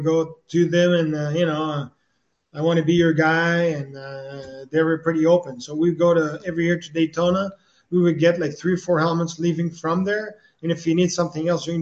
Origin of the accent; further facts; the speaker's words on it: Quebec, Canada; accent: French; my French accent